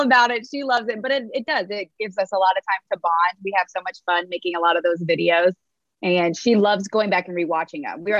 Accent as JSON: {"language": "English", "region": "Indiana", "country": "United States", "moved": "as an adult", "lives_now": "South Carolina, United States", "said": "I'm from Indiana"}